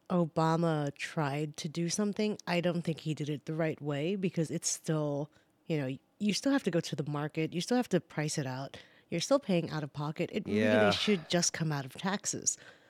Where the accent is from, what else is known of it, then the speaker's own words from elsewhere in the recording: New Zealand; now in United States; I mean, look, I came from New Zealand, that is a socialistic country, and health insurance was readily available for everyone and anyone.